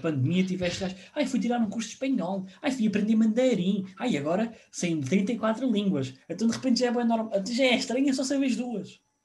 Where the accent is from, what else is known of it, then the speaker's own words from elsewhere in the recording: Portugal; sou português